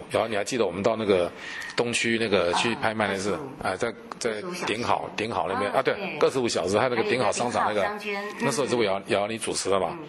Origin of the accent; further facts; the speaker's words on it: Taiwan; 这个一路上跟这些犯罪被害人在一起啊，我们啊深深感受到我们台湾人民的爱心啊。